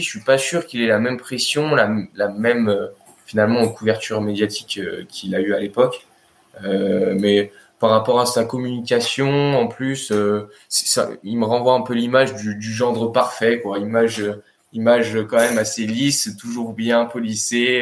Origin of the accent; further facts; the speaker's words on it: France; en tant que Français